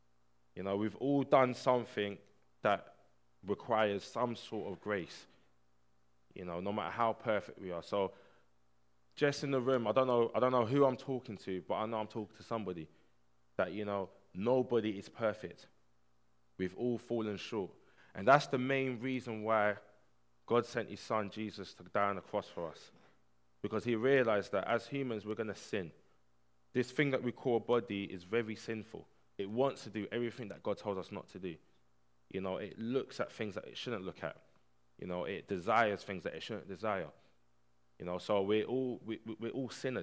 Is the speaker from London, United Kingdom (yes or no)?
yes; Barking, London, United Kingdom; I grew up in Barking Estate, which was one of the poorest estates in the UK, Hart's Lane.